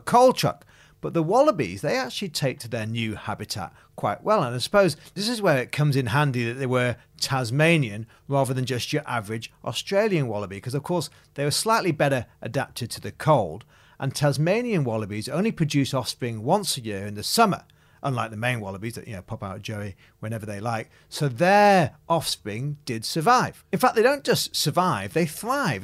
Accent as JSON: {"language": "English", "town": "Macclesfield", "region": "North West England", "country": "United Kingdom", "tie": "born or raised there", "moved": "yes", "said": "I'm from Macclesfield, a small town just south of Manchester in England"}